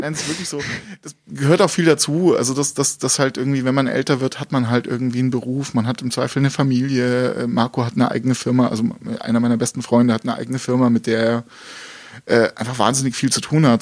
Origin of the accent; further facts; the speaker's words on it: Gauting, Bavaria, Germany; also born or lived in Dresden, Germany; now in Munich, Germany; ich bin mit neun Jahren nach, nach München gezogen mit meinen Eltern.